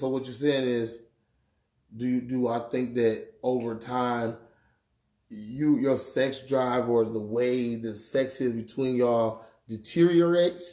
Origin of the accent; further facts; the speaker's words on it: Milwaukee, Wisconsin, United States; that's the way I talk. I'm from Milwaukee, Wisconsin, goddamn it. I talk like